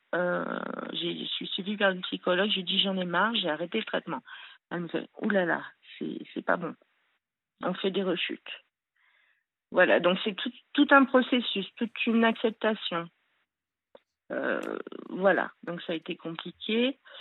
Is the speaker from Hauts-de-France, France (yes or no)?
no; Le Grand-Bornand, Auvergne-Rhône-Alpes, France; je suis née au Grand Bornand, disons à Annecy, ceux qui connaissent. Euh, donc euh, voilà, j'ai eu euh, une enfance assez super, quoi, en montagne.